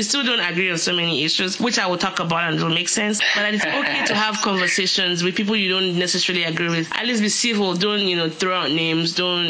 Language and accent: English; Nigeria; moved away; also born or lived in United States; I had that carryover effect of Christianity from my parents and growing up in Nigeria, where you were either Christian or Muslim or nothing else. And then moving to the US, where it was so secular